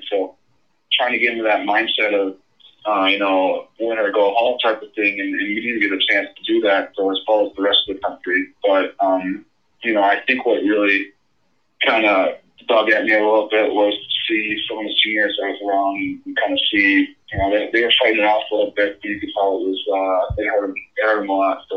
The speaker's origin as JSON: {"language": "English", "town": "Skokie", "region": "Illinois", "country": "United States", "tie": "born or raised there", "said": "Skokie, Skokie, Illinois is, is uh, so much Chicago and everything."}